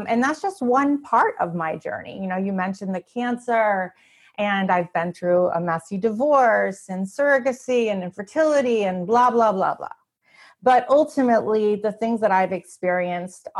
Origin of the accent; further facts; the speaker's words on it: Canada; moved away as an adult; now in United States; I grew up in Canada. I still feel very Canadian